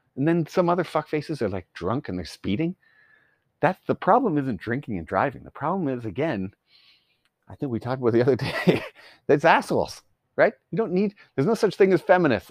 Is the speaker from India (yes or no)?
no; Canada; I'm Canadian.